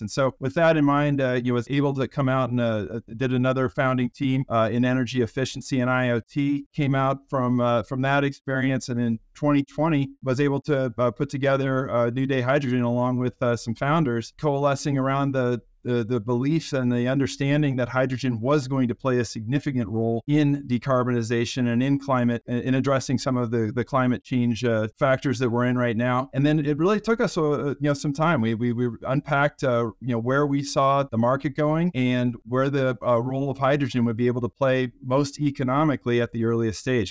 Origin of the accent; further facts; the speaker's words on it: Colorado, United States; I grew up in the great state of, uh, Colorado